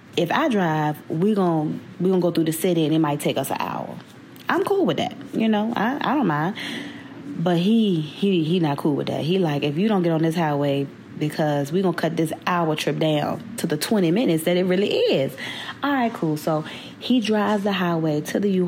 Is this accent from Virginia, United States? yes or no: yes; Virginia, United States; moved away as an adult; back in VA, my hometown